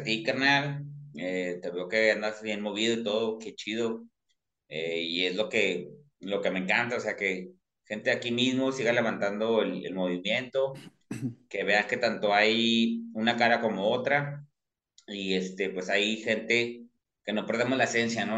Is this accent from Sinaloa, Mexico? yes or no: no; Torreón, Coahuila, Mexico; como soy de la laguna de Torreón